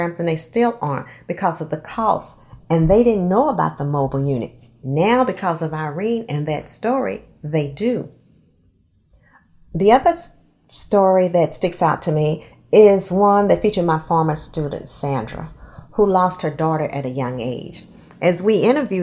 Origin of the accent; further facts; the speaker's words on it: Longview, Texas, United States; my hometown paper, which at that time was called the Longview Daily News, where I wrote about my memories of growing up there